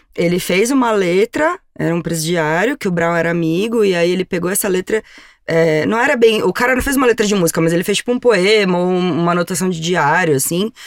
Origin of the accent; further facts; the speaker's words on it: São Paulo, Brazil; eu também vim da periferia de São Paulo, eu também sou da Zona Sul